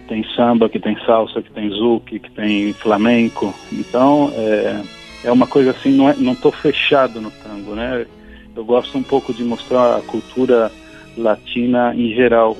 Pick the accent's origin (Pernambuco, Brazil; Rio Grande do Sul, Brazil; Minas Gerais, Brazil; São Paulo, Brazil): São Paulo, Brazil; Eu nasci em São Paulo